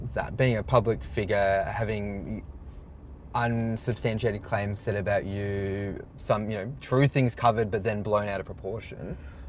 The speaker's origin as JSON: {"language": "English", "town": "Canberra", "region": "Australian Capital Territory", "country": "Australia", "tie": "born or raised there", "said": "I grew up in Canberra"}